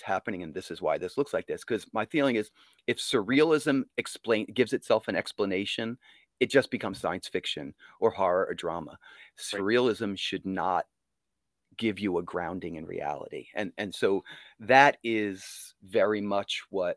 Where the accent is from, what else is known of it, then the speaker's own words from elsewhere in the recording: Monmouth Beach, New Jersey, United States; also born or lived in Sarasota, Florida; I grew up in Monmouth Beach